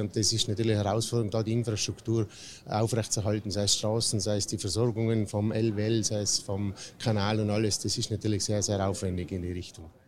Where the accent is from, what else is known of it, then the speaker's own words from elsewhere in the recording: Hall in Tirol, Tyrol, Austria; in meiner Heimatstadt, also in, in Hall